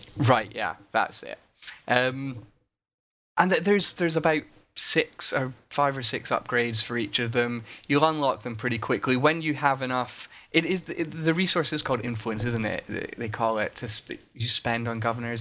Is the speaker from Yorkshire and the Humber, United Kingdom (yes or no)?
no; Scotland, United Kingdom; as a Scot